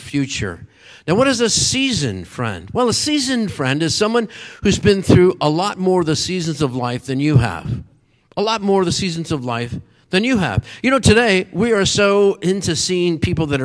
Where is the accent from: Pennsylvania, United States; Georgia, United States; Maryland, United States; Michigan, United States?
Pennsylvania, United States; Meadville; also born or lived in Erie, Pennsylvania; my hometown was in Meadville, was about 50 miles south of there.